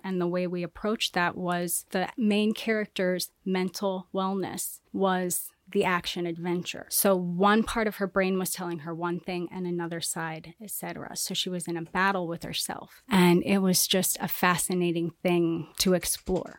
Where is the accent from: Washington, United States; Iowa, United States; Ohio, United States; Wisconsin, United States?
Iowa, United States; Council Bluffs; now in Miami, United States; I'm from Iowa, Council Bluffs, Iowa